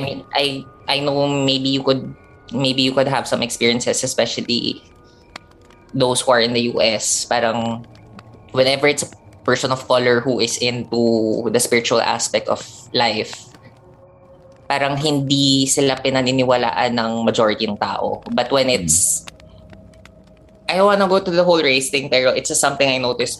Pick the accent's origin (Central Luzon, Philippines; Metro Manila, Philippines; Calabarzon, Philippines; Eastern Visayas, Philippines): Metro Manila, Philippines; Manila; I'm Filipino, based in Manila, born and raised